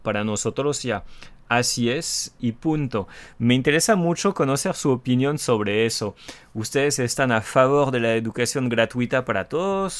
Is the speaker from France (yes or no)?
yes; France; Spanish is a second language; el francés tóxico